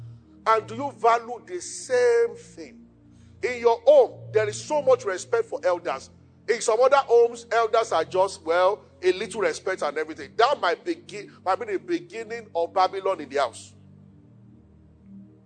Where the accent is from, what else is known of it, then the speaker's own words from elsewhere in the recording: Yorubaland, Nigeria; I'm from Yoruba